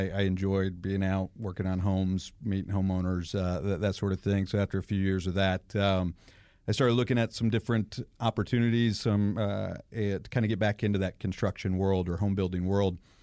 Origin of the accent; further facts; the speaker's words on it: Atlanta, Georgia, United States; also born or lived in Michigan; I've been here uh, since I was nine